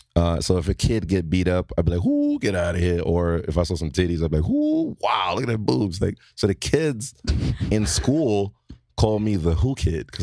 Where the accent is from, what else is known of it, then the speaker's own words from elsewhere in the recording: Brooklyn, New York, United States; born there; Born in Brooklyn.